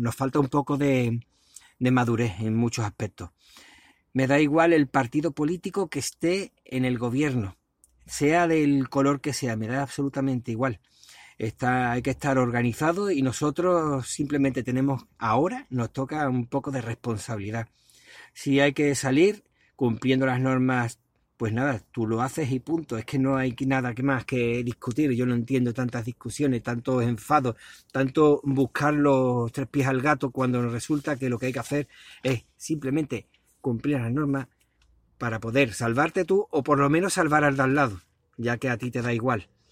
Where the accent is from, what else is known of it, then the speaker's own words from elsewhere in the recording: Spain; somos los españoles